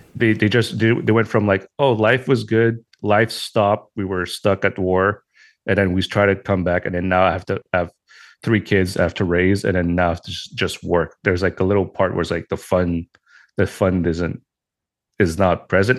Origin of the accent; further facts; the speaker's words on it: Montreal, Quebec, Canada; I'm from Montreal, Canada